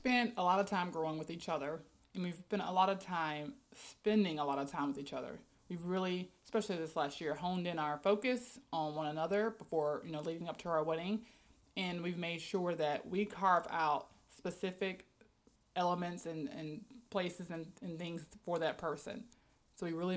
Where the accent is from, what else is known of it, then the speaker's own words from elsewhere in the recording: South Mississippi, United States; moved away as an adult; now in Florida, United States; I am a very tall black girl, born and raised in South Mississippi, and I've been in Florida since 2010